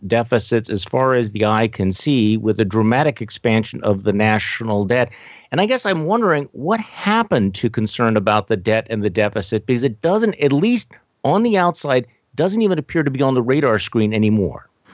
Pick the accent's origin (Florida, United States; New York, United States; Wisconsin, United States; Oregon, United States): Wisconsin, United States; I'm from Wisconsin